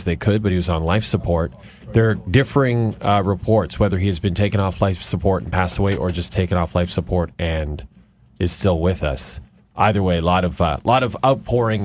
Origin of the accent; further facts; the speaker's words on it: Athabasca, Alberta, Canada; moved away; my hometown